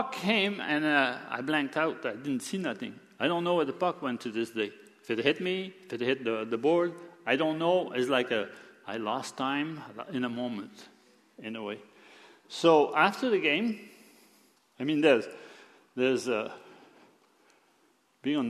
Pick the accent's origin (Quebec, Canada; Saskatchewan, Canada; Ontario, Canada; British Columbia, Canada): Quebec, Canada; moved away; I was born in Quebec